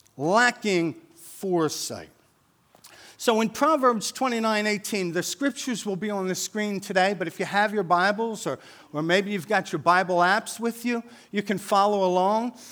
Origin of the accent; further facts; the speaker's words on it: Wilmington, Delaware, United States; We grew up in North Wilmington, um, so we moved to North Wilmington when I was eight years old.